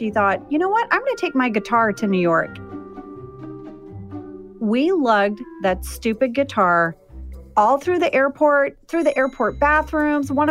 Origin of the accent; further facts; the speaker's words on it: Jakarta, Indonesia; So, I grew up overseas. I grew up in Jakarta, Indonesia. My dad was a drilling engineer, and we would go to Bali quite a bit.